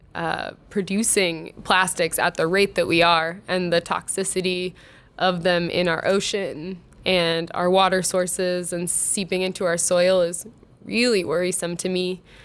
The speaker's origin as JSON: {"language": "English", "town": "Jupiter", "region": "Florida", "country": "United States", "tie": "born or raised there", "moved": "yes", "lives_now": "Minneapolis, United States", "said": "I grew up in Jupiter. Florida."}